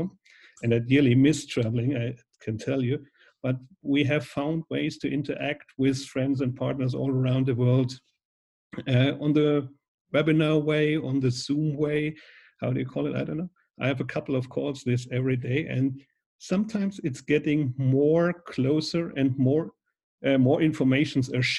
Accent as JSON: {"language": "English", "town": "Schweinfurt", "region": "Bavaria", "country": "Germany", "tie": "born or raised there", "said": "I was working at a Foot Locker store in Schweinfurt in my hometown"}